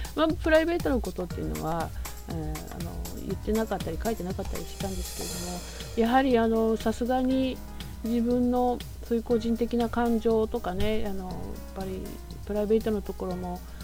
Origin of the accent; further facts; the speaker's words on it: Kumagaya, Saitama, Japan; moved away; もともと私は埼玉出身なんですけれども